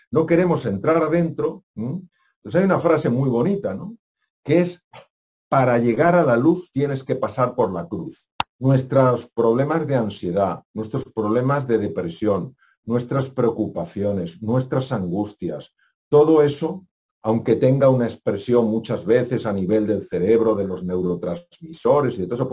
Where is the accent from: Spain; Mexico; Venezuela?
Spain; yo tengo tantos años, yo soy español